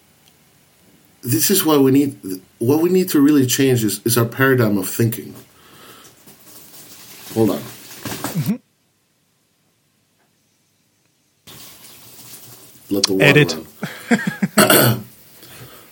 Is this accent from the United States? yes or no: yes; United States; As an American